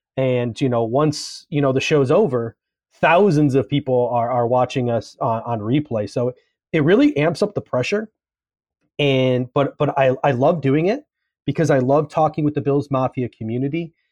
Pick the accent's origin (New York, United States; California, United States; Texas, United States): New York, United States; Grand Island; I was actually born and raised in, in Grand Island, New York